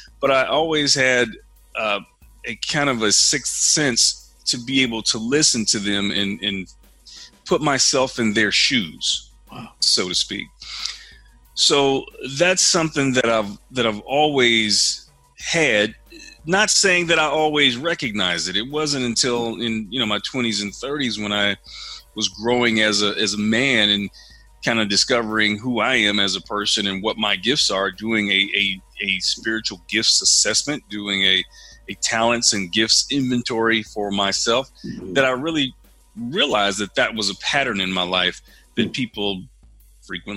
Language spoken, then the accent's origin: English; Denison, Texas, United States; moved away; I'm from Denison, Texas, small town Texas